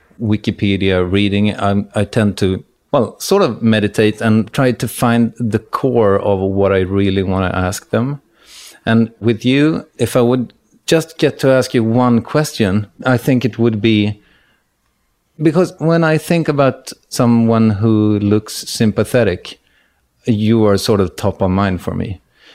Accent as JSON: {"language": "English", "country": "Sweden", "said": "In Sweden, we don't really celebrate."}